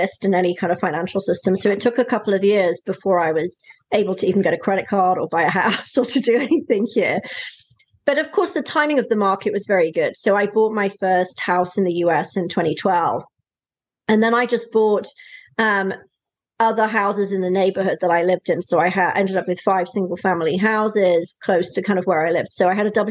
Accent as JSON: {"language": "English", "region": "Wales", "country": "United Kingdom", "also_born_or_lived": "South East England", "moved": "as an adult", "lives_now": "California, United States", "said": "I'm from the UK originally. I'm a Welsh girl. I've lived in California now for 14 years"}